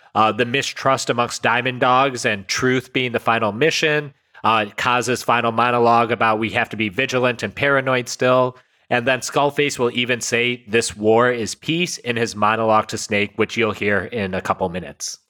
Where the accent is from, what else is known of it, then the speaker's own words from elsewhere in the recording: United States; my parents came in the 60s, but like when I was born, like the emphasis on us was you must learn English because that's how you're going to succeed in America